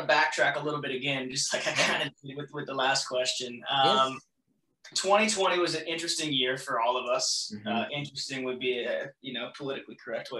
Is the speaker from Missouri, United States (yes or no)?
no; Des Moines, Iowa, United States; I grew up in Iowa, in the Des Moines area.